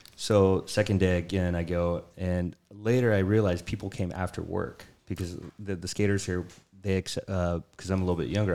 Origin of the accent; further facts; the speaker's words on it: San Diego, California, United States; I'm from San Diego